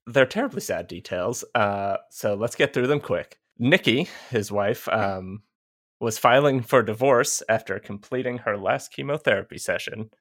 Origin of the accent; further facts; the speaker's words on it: Georgia, United States; I'm from Georgia. We have a lot of creeks here. I grew up with one in the backyard